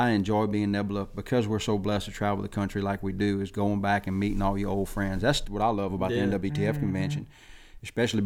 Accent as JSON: {"language": "English", "region": "South Louisiana", "country": "United States", "tie": "born or raised there", "also_born_or_lived": "Alabama", "said": "growing up in South Louisiana"}